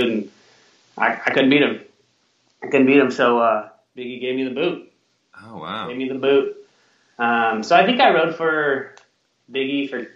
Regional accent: Sacramento, California, United States; Born and raised in Sacramento

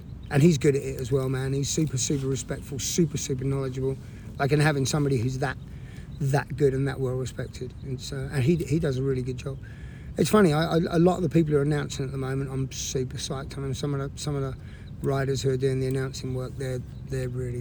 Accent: England, United Kingdom; now in United States; every English person back in England

